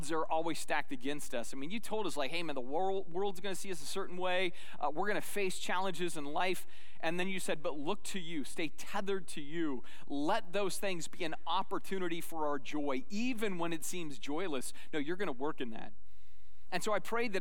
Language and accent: English; Sedona, Arizona, United States; when I was a little boy growing up in Sedona, Arizona